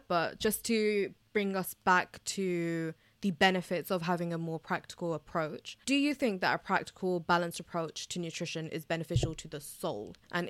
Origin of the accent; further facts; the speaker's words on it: United Kingdom; Now, I'm British Bangladeshi, and you know, being a woman of color, it comes with a lot of other factors